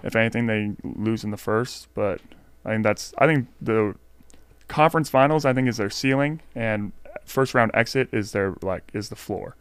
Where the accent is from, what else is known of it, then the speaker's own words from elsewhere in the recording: Stockton, California, United States; I'm from Stockton